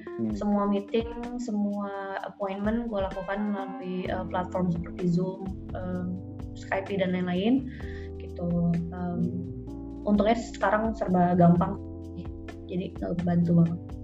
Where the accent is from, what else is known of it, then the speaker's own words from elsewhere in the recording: Bogor, West Java, Indonesia; also born or lived in Jakarta; gue dari Bogor, terus tapi kerja di Jakarta